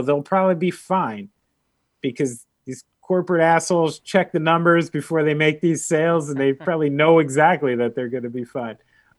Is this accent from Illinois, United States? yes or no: no; New Jersey, United States; because I'm from New Jersey. Yeah. Like, I literally grew up in a house where my father banned chain pizza places.